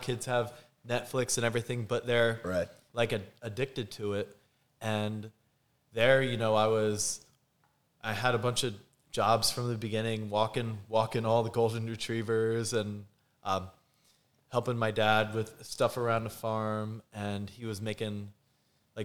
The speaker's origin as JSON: {"language": "English", "area": "Lehigh Valley, Poconos area", "region": "eastern Pennsylvania", "country": "United States", "tie": "born or raised there", "said": "So I grew up in Pennsylvania in the Lehigh Valley, Poconos area, eastern PA. I was actually raised on a dairy farm."}